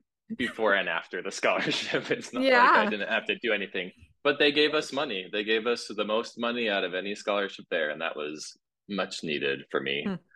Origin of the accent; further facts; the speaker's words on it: Utah, United States; moved away as an adult; I was raised in Utah as a Mormon, part of like the devout group.